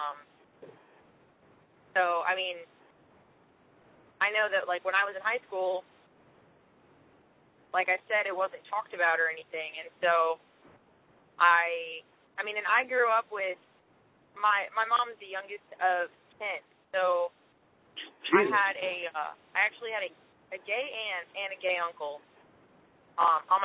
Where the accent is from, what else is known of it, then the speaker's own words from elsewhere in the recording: Michigan, United States; moved away as an adult; now in Nashville, United States; I'm from Michigan, so I grew up in Michigan